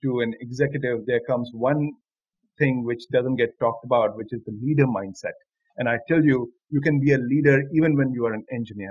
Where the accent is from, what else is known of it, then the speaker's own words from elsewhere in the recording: Delhi, India; moved away as an adult; also born or lived in Gandhinagar, Gujarat; I'm from Delhi. I live in Delhi, and I've spent all my 21 years in Delhi